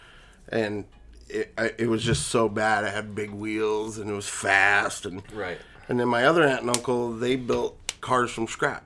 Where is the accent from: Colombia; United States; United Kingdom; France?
United States; San Diego, California; now in Denver, United States; I was born here in Denver, Colorado, but grew up mostly in California, Southern California, San Diego area.